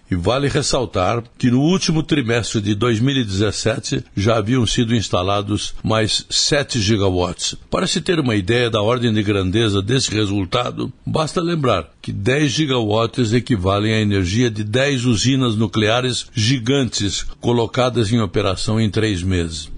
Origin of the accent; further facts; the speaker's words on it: Brazil; como brasileiro